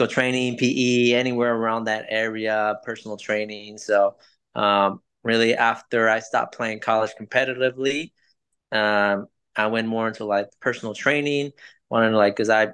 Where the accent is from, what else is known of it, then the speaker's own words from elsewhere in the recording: Los Angeles, California, United States; English is a second language; moved away as an adult; now in Jeffersonville, United States; But I'm originally from California, from LA. That's where I was born and raised, went to school there, went to high school, lived all my life there